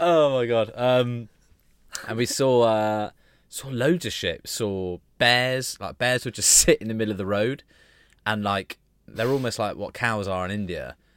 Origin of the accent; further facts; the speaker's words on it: United Kingdom; we're British